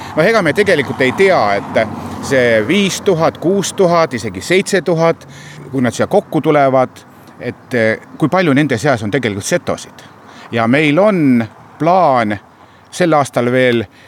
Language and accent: Estonian; Seto, Setomaa, Estonia; me oleme seto rahvas